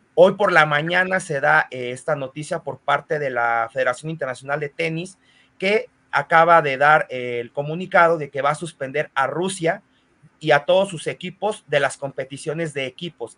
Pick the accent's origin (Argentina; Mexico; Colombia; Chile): Mexico